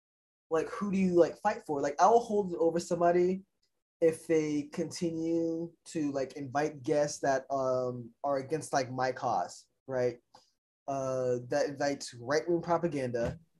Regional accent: the South, United States; I mean, growing up in the South, I used to say, oh, that's gay.

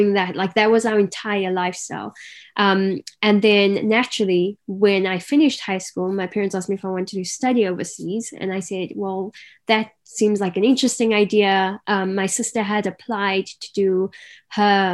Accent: Cape Town, Western Cape, South Africa; also born or lived in Garden Route; So growing up, I grew up in Cape Town City. But by the age of 10, my family decided that a change is due.

